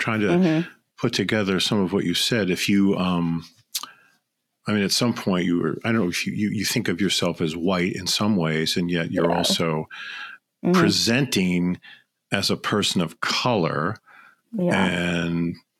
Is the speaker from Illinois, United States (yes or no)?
yes; Chicago, Illinois, United States; moved away; I come from Chicago.